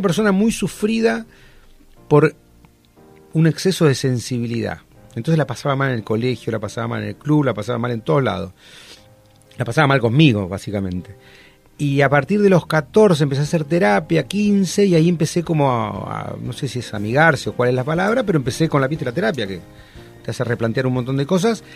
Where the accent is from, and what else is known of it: Argentina